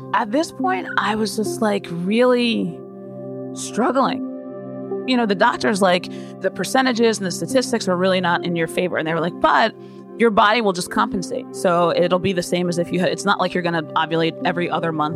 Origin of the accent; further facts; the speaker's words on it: Yardley, Pennsylvania, United States; also born or lived in Ewing, New Jersey; I was born in New Jersey, and we were in Ewing till I was seven. And then we moved to Yardley, Pennsylvania.